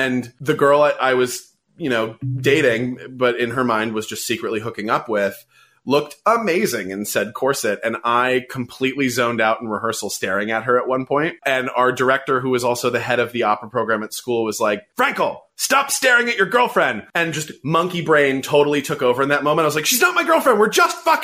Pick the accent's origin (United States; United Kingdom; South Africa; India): United States; San Francisco, California; I grew up in San Francisco.